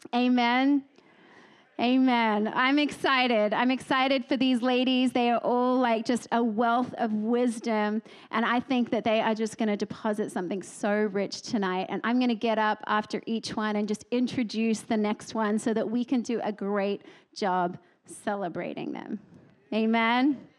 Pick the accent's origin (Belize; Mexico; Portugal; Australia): Australia; now in Texas, United States; I'm Australian first and foremost